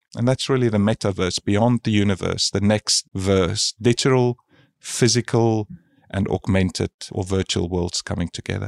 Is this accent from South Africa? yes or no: yes; South Africa; now in Australia; I'm from South Africa originally, and I moved to Australia about twenty years ago